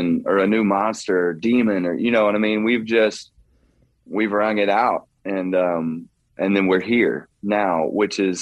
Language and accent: English; Mobile, Alabama, United States; I am from Mobile, Alabama